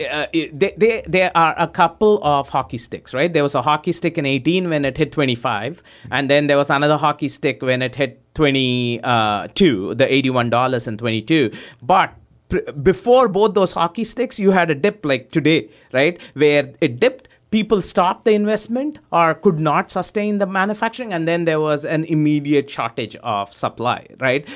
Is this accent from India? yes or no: yes; India; moved away as an adult; also born or lived in Oklahoma, United States / Houston, United States; I was born in, uh, I grew up in India. I came to the U S in ninety-nine